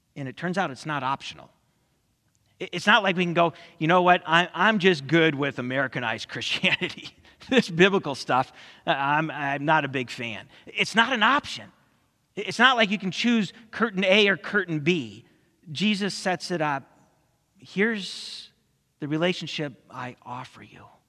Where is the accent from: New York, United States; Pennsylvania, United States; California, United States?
California, United States; growing up in California